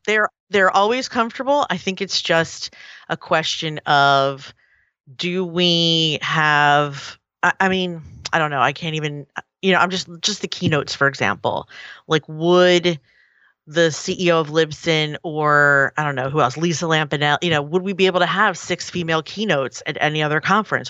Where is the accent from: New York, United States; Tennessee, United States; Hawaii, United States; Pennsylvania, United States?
Pennsylvania, United States; Philadelphia; it was in Philly. It was, it was right here in my, in my hometown